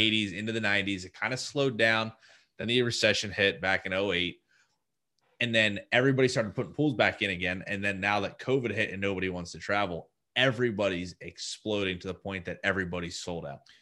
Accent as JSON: {"language": "English", "region": "New Jersey", "country": "United States", "said": "I'm from New Jersey"}